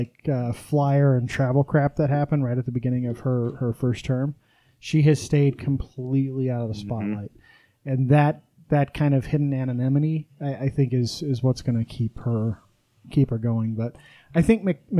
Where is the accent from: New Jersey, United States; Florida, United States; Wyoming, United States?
Wyoming, United States; now in Utah, United States; I grew up in Wyoming